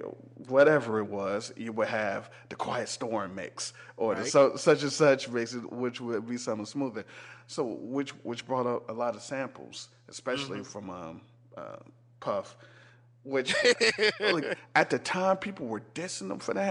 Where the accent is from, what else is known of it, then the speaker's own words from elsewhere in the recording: the North, United States; I'm from North